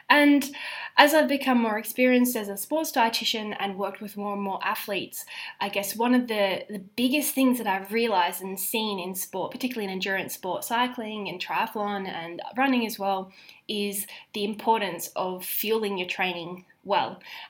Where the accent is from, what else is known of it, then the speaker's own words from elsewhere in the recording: Australia; also born or lived in Zambia / United Kingdom; So obviously I am Australian, although I have spent almost half of my life overseas. I grew up in Zambia as a teenager, and then before going back to Australia to study dietetics at uni, I then promptly moved overseas to the UK